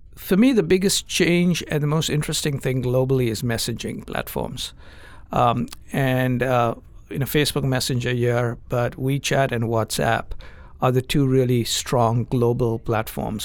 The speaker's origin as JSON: {"language": "English", "country": "India", "tie": "born or raised there", "moved": "yes", "said": "I grew up in India"}